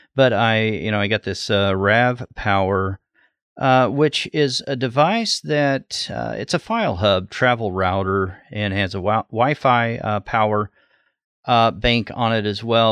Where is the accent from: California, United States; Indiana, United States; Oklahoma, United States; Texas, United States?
Oklahoma, United States; southwest; now in Ohio, United States; I grew up in southwest Oklahoma